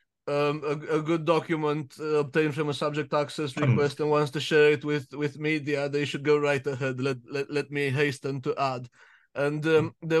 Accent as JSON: {"language": "English", "country": "Romania", "moved": "yes", "lives_now": "United Kingdom", "said": "I'm Romanian, and I'm also British, and I live next door to Brits and English"}